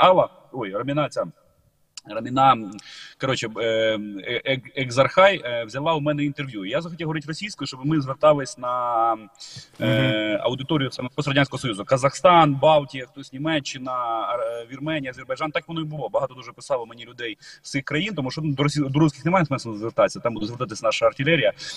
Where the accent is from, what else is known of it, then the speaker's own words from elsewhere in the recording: Ukraine; Ми з України